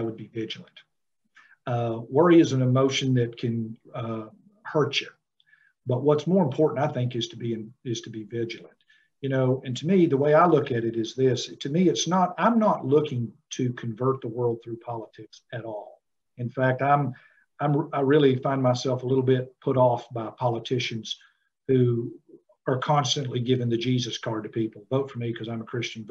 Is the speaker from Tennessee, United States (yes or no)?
yes; Tennessee, United States; I'm a Tennessean and that I'm not a Californian